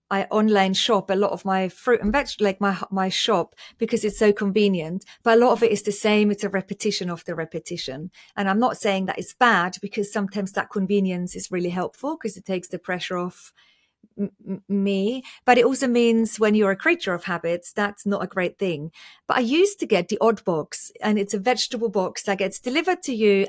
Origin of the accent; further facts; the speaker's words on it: Austria; moved away; I was born and raised in Austria and my whole family is still in Austria.